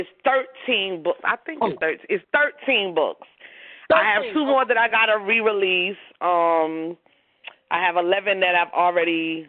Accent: New York City, New York, United States; now in Hope Mills, United States; I'm from Brooklyn, New York, and I live in Hope Mills, North Carolina now.

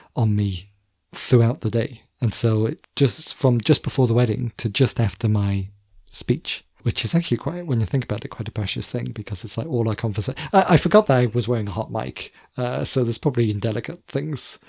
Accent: near the English border, Wales, United Kingdom; We were in theory a Welsh school, but you know, I grew up very near the English border

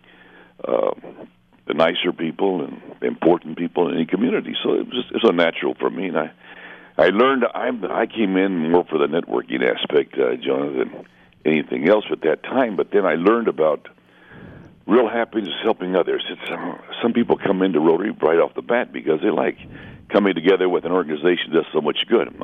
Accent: Mexico border area, northern Mexico, Mexico; I was raised in the border area. I'm half American, half Mexican.

